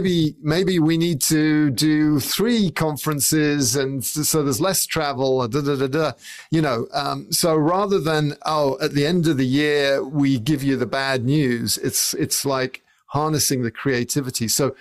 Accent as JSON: {"language": "English", "region": "England", "country": "United Kingdom", "tie": "born or raised there", "said": "I would say a lorry, because I grew up in England"}